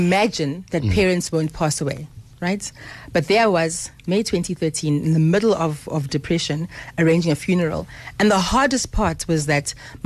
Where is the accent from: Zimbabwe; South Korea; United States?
Zimbabwe; Harare; now in South Africa; I was born in Harare in Zimbabwe in 1976.